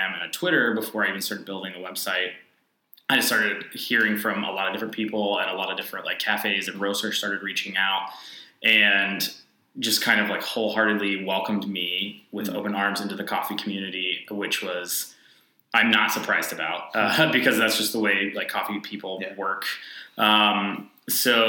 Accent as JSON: {"language": "English", "town": "Nashville", "region": "Tennessee", "country": "United States", "moved": "as an adult", "lives_now": "Indianapolis, United States", "said": "I'm from Nashville, Tennessee, and Nashville has an incredible coffee scene"}